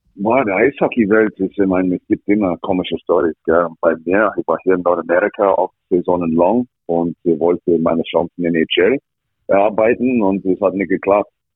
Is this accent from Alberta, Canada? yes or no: yes; Alberta, Canada; born or raised there; German is a second language; moved away as an adult; also born or lived in Villach, Austria